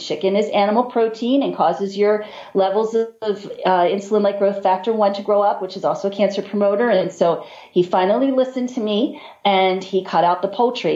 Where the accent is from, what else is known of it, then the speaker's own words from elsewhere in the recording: Baltimore, Maryland, United States; We're from Baltimore, and Baltimore is home of the crabs